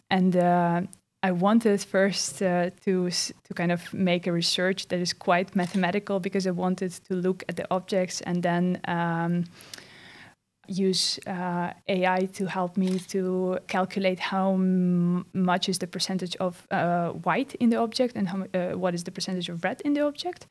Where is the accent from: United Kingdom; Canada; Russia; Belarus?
Belarus; now in Netherlands; closely connected to my homeland, which is Belarus. I'm from Belarus